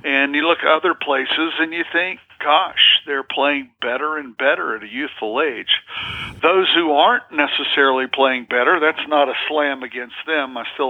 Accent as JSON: {"language": "English", "region": "Southern Appalachians", "country": "United States", "said": "And of course, I'm from the Southern Appalachians in the Blue Ridge Mountains, and my father is from West Virginia."}